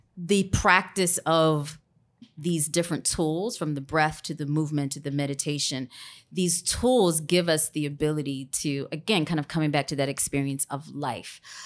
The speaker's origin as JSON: {"language": "English", "town": "Grambling", "region": "Louisiana", "country": "United States", "tie": "born or raised there", "said": "I'm originally from Grambling, Louisiana"}